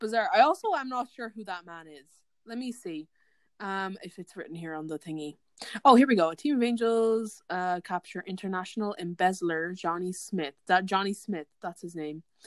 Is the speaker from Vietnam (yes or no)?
no; Ireland; as an Irish person